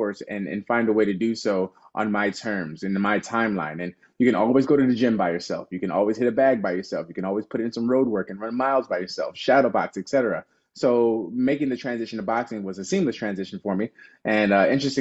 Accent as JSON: {"language": "English", "town": "Chicago", "region": "Illinois", "country": "United States", "tie": "born or raised there", "said": "born and raised in Chicago"}